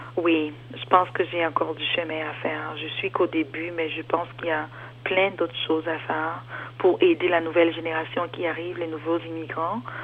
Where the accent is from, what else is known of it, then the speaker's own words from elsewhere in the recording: Cameroon; moved away as an adult; also born or lived in Germany / Toronto, Canada; now in Ontario, Canada; je suis d'origine camerounaise